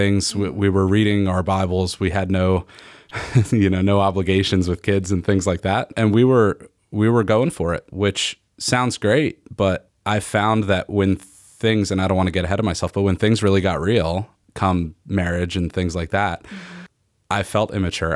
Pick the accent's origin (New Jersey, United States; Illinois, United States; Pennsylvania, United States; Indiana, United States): Pennsylvania, United States; Norristown; I'm from the Philly suburbs, from, uh, from Norristown in Montgomery County.